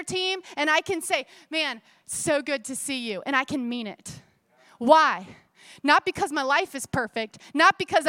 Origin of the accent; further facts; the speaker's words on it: Florida, United States; I grew up in Florida at the Itchituckney River